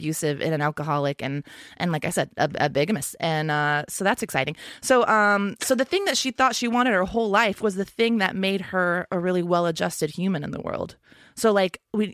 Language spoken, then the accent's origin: English; Texas, United States; I grew up in Texas.